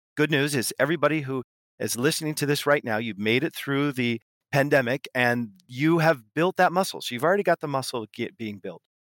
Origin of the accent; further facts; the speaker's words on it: West Coast of the US, United States; moved away as an adult; now in Paris, France; I grew up on the west coast of the U S, but I live in, uh, Paris